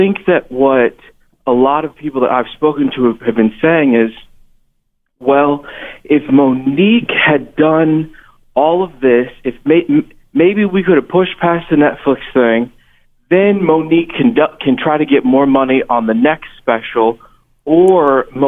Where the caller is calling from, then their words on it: Missouri, United States; calling from Missouri.